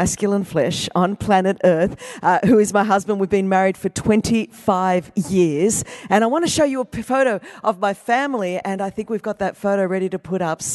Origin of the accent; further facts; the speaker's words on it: Greece; first language Greek; English is a second language; I am Greek. Greek is my first language.